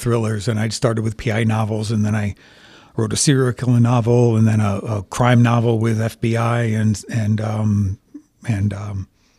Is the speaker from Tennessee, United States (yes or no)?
no; Connecticut, United States; Born and raised in Connecticut. My paternal line traces back to the American Revolution.